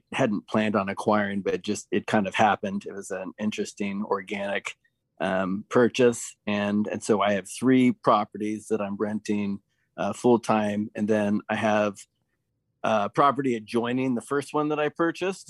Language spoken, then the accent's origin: English; Portland, Oregon, United States; I grew up in Portland